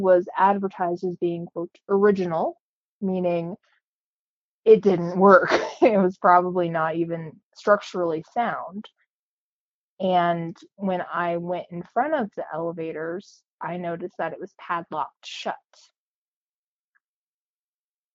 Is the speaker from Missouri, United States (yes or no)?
no; Cañon City, Colorado, United States; now in Pueblo, United States; I grew up in Canyon City, Colorado, lived there until I went to college, moved back after college, and then moved to Pueblo full-time